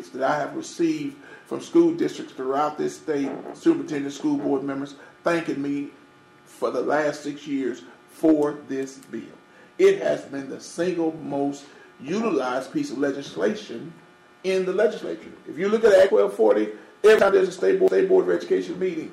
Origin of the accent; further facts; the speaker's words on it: Marietta, Arkansas, United States; I'm from Marietta, Arkansas